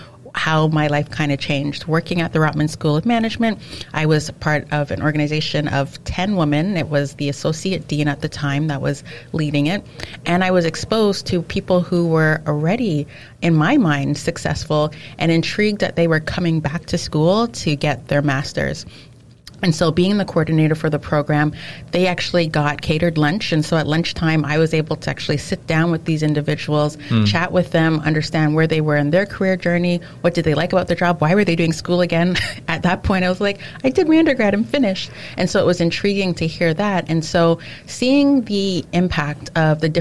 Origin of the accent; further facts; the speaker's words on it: Canada; also born or lived in England / France; born and raised in Canada